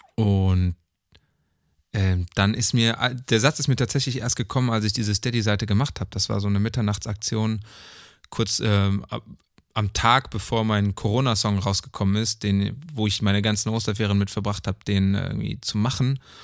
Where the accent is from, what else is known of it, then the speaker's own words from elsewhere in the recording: Neuss, North Rhine-Westphalia, Germany; moved away; in Neuss war. So, was die hm. Stadt ist, wo ich geboren bin